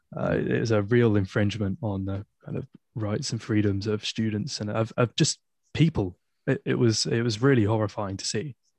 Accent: Poole, South West England, United Kingdom; moved away as an adult; now in Exeter, United Kingdom; I'm from, I'm from Poole, from the South Coast.

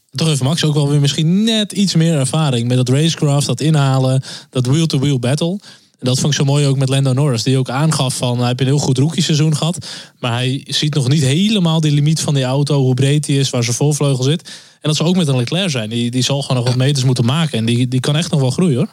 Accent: Netherlands; als Nederlanders

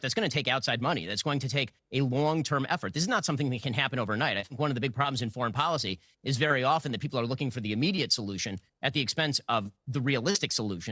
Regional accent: United States; I'm an American citizen, I'm an American.

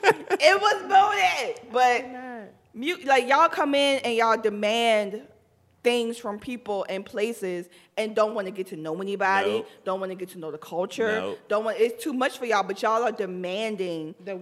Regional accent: Richmond, Virginia, United States; now in DMV (Washington, D.C. area), United States; I'm originally from Richmond, Virginia.

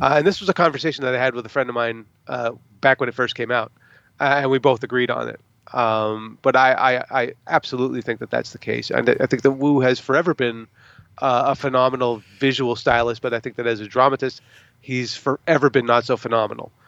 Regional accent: United States; as an American, uh, moviegoer

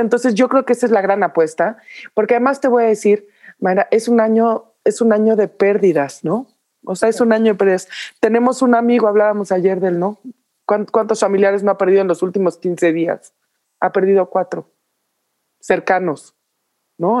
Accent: Mexico; Nosotros somos de Navidades, todos los mexicanos

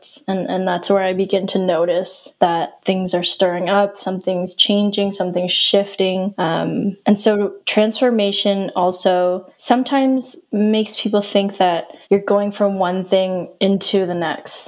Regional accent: Yarmouth, Nova Scotia, Canada; now in Halifax, Canada; I grew up in Yarmouth, Nova Scotia, small town, 3 hours away from Halifax, which is where I am now.

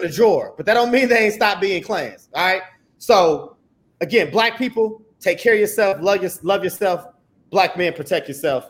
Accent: Indianapolis, Indiana, United States; I'm from Indianapolis, Indiana

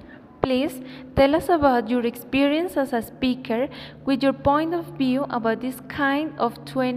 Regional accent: Philippines; I'm from Philippines

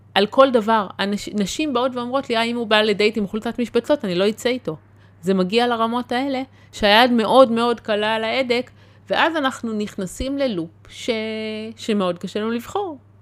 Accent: the Krayot, Haifa District, Israel; גדלתי בקריות

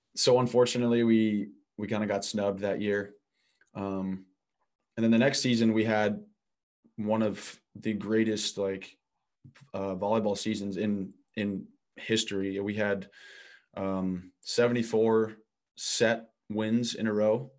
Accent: Midwest, United States; moved away as an adult; I'm a kid from the Midwest.

